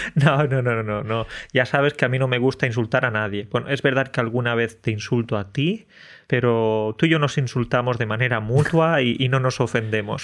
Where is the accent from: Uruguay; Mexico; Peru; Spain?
Spain; Andalusia; los andaluces somos exagerados